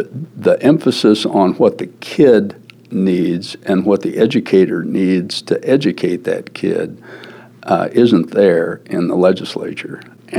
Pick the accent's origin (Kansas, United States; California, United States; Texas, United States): Kansas, United States; Wichita; in my hometown of Wichita, Kansas, I'm known as a raving liberal.